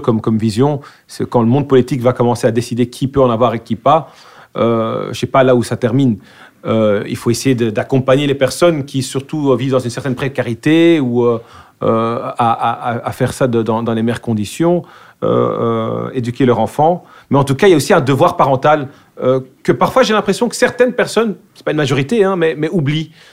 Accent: Brussels, Brussels-Capital Region, Belgium; accent: bruxellois; first language Dutch; French is a second language; moved away as an adult; now in Vilvoorde, Belgium; je suis né à Bruxelles. J'ai grandi à Bruxelles.

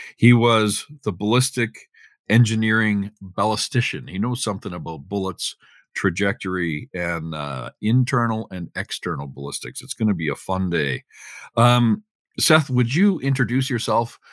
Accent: Canada; I'm a Canadian journalist, chef, hunter, fisherman

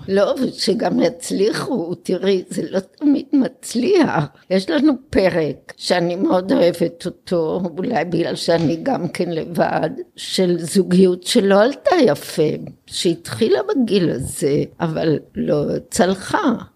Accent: Israel; also born or lived in Jerusalem; נולדתי במלחמת העולם השנייה כאן בארץ

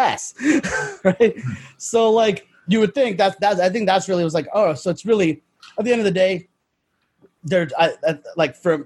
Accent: New York, United States; I'm from New York

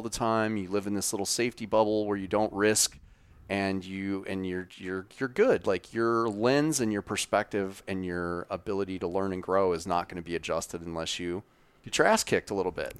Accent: Wyoming, United States; grew up in Wyoming

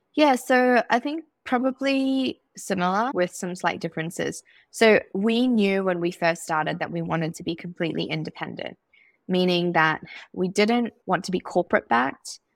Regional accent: Zimbabwe; growing up in Zimbabwe

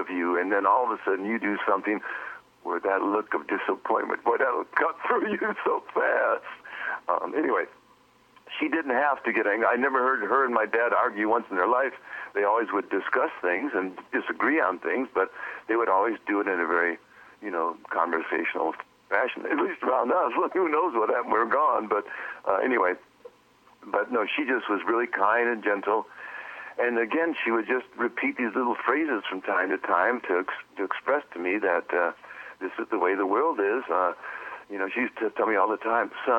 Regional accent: Milwaukee, Wisconsin, United States; moved away as an adult; also born or lived in Inglewood, California / Watts, Los Angeles; now in Pacific Northwest, United States; I was raised in Milwaukee.

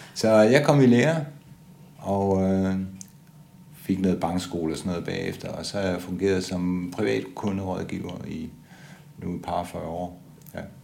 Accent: Odense, Southern Denmark, Denmark; Jeg er født i 1955 i Odense.

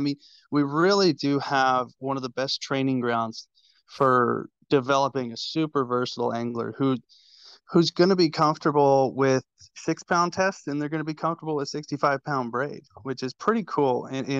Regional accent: Bay Area, California, United States; now in Roseville, United States; I grew up in the Bay Area

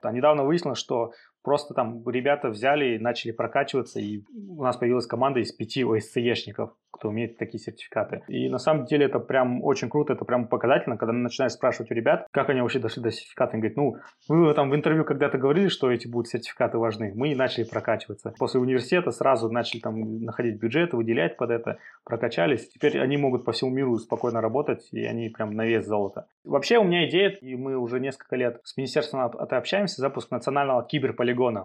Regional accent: Kazakhstan; тяжело с Казахстана э, продавать развивать cybersecurity

